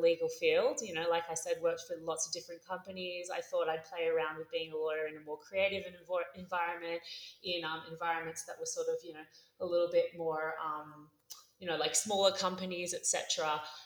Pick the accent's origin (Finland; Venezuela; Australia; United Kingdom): Australia; moved away as an adult; also born or lived in Los Angeles; now in Mexico City, Mexico; my hometown, Australia